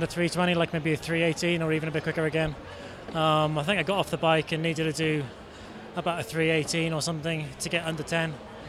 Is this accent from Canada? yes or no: no; South Wales, United Kingdom; I'm in Wales. I'm from South Wales.